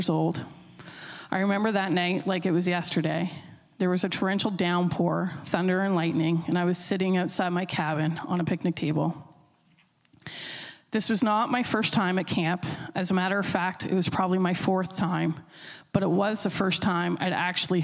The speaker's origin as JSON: {"language": "English", "town": "Millbrook", "region": "New Brunswick", "country": "Canada", "tie": "born or raised there", "said": "I grew up in Millbrook, which is just outside of Sussex Corner on your way to Pulley Mountain"}